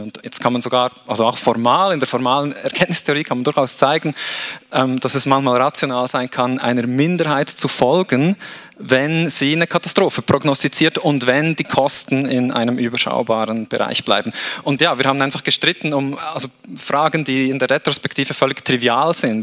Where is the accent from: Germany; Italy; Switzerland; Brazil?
Switzerland; ich bin in der Schweiz aufgewachsen